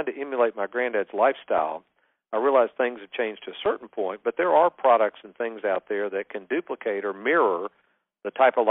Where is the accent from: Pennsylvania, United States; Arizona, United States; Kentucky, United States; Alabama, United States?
Kentucky, United States; Lexington; I grew up in Lexington, Kentucky